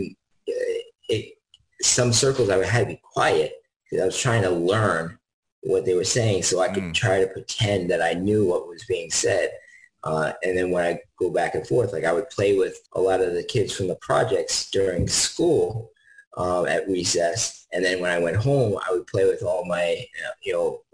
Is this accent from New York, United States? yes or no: yes; White Plains, New York, United States; born or raised there; moved away as an adult; also born or lived in Mount Kisco, New York / Katonah, New York; now in Dallas, Georgia, United States